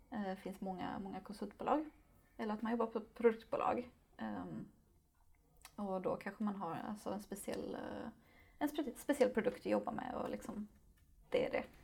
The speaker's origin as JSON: {"language": "Swedish", "town": "Lund", "region": "Skåne", "country": "Sweden", "tie": "born or raised there", "also_born_or_lived": "Malmö", "said": "jag är född och uppvuxen i Lund"}